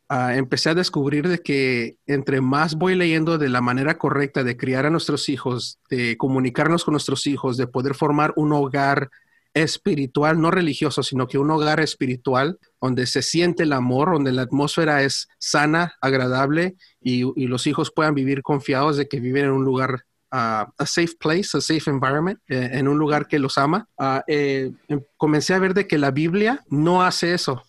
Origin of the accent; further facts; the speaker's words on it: Orange County, California, United States; yo nací y crecí aquí en Estados Unidos, ah, aquí en el condado de Orange, en California